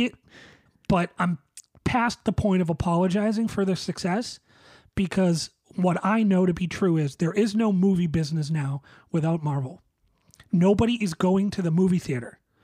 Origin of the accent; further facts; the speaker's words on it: Boston, Massachusetts, United States; a Bostonian